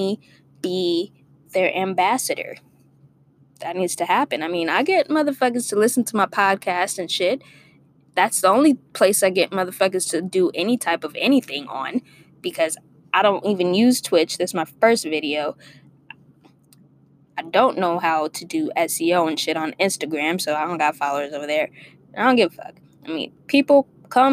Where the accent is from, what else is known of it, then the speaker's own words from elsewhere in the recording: Torrance, California, United States; also born or lived in Inglewood, California; I grew up in Torrance. And I moved to L.A. Inglewood